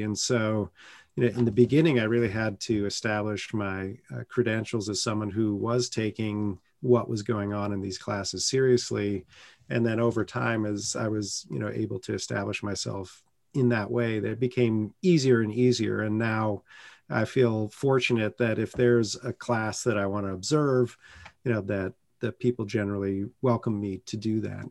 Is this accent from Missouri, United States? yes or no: no; San Francisco Bay Area, California, United States; moved away as an adult; now in North Carolina, United States; I grew up in the San Francisco Bay Area in a blue bubble